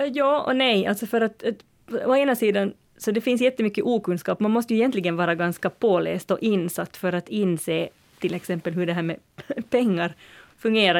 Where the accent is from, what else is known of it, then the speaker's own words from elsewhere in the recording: Uusimaa, Finland; Jag som är från Nyland